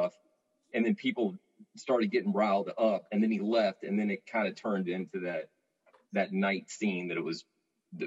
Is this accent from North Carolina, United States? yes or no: yes; Raleigh, North Carolina, United States; I grew up in Raleigh